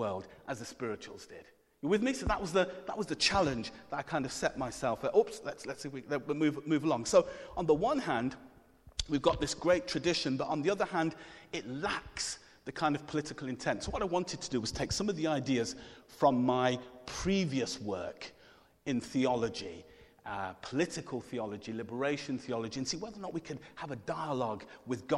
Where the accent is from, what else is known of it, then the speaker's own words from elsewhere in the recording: Coventry, West Midlands, United Kingdom; I'm from Coventry